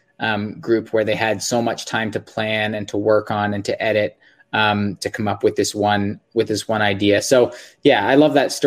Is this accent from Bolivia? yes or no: no; just northeast of Toronto, Ontario, Canada; I'm from just north of Toronto, Ontario, just northeast of Toronto, Ontario.